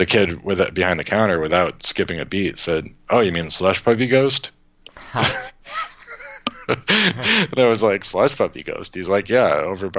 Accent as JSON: {"language": "English", "town": "Worcester", "region": "Massachusetts", "country": "United States", "said": "I'm from Worcester"}